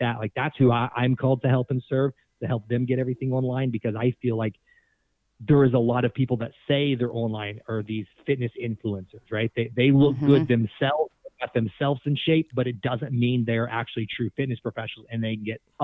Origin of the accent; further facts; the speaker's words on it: Tulsa, Oklahoma, United States; moved away as an adult; now in Miami, United States; I'm from Tulsa, Oklahoma.